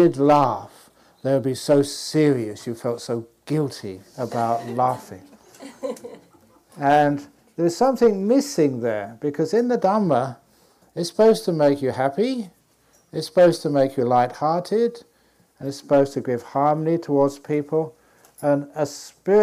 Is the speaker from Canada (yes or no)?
no; England, United Kingdom; moved away; I was born in England